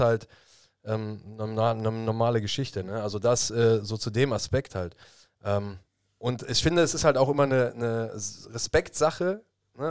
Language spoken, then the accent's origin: German; Germany; bei uns in Deutschland